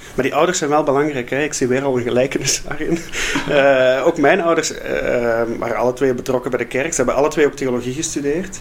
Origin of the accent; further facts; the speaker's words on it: Flanders, Belgium; accent: Flemish; je hoort allicht ook aan het accent dat ik van iets zuidelijkere oorden kom. Eh, ik kom uit Vlaanderen, ik woon daar nog altijd.